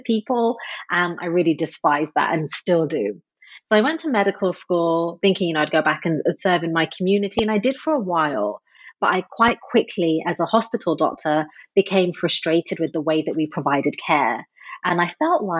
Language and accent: English; Midlands, United Kingdom; I was born and raised in England. I was brought up in a very tight-knit conservative immigrant community in the middle of the UK, literally in a part called the Midlands.